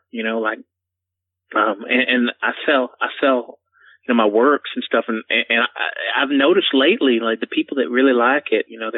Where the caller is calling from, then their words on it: Asheville, North Carolina, United States; I'm calling from Asheville, North Carolina.